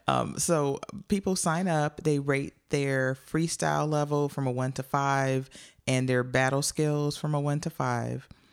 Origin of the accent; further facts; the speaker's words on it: Joliet, Illinois, United States; I grew up in Joliet, Illinois